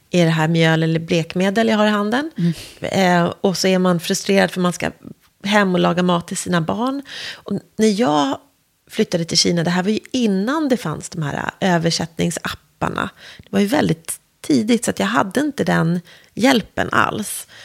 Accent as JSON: {"language": "Swedish", "town": "Värmdö", "region": "Stockholm County", "country": "Sweden", "tie": "born or raised there", "also_born_or_lived": "Nälsta", "said": "Eh, och när jag var ett år flyttade vi till Värmdö så jag i mitt hjärta och själ är ju en skärgårdsunge."}